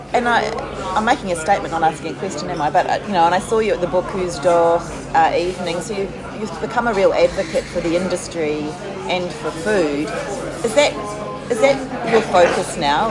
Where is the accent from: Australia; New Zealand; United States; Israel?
New Zealand; also born or lived in France; a New Zealander living in France for a year